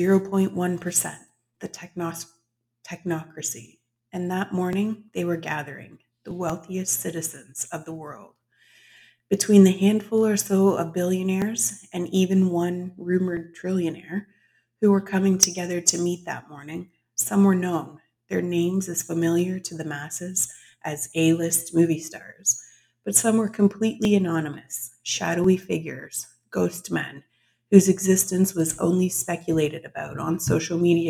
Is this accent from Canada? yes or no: yes; Canada; I am a Canadian author